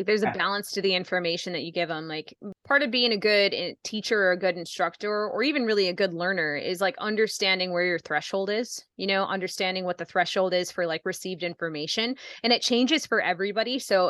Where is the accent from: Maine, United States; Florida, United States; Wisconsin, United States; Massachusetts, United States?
Wisconsin, United States; Baldwin; I grew up in Baldwin. So I went from Baldwin High School right over to Skydive Twin Cities.